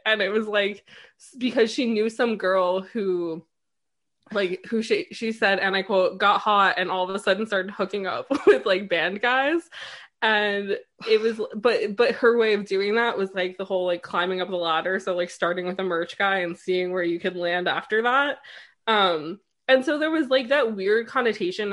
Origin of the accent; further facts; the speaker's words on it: New York, United States; also born or lived in London; I grew up right outside New York City